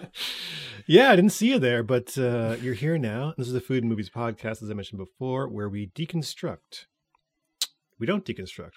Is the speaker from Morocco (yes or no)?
no; Canada; we're Canadian